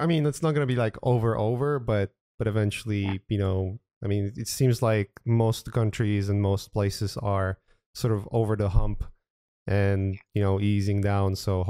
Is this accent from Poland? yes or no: yes; Poland; now in United States; I'm originally from Poland and I haven't been in Europe for years now. But I remember when I came to United States